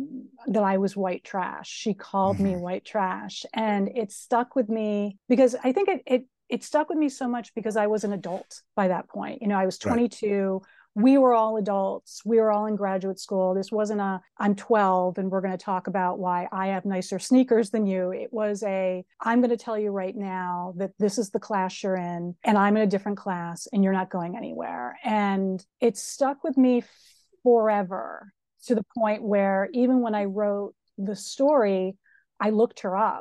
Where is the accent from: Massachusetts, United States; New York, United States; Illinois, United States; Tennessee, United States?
Massachusetts, United States; Springfield; I grew up in Springfield, Massachusetts